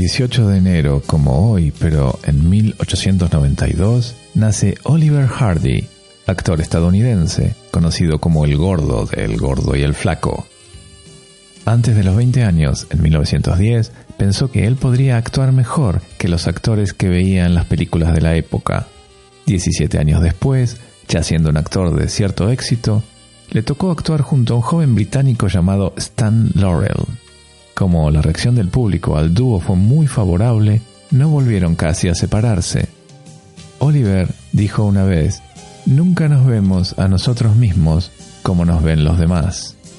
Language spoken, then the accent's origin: Spanish; Argentina; now in Barcelona, Spain; vos sos argentino como yo